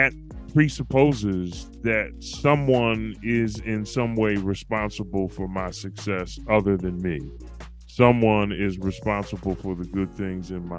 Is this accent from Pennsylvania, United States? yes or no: yes; Philadelphia, Pennsylvania, United States; moved away as an adult; now in Walla Walla, United States; I moved from my hometown, Philadelphia, PA, all the way out to Walla Walla, Washington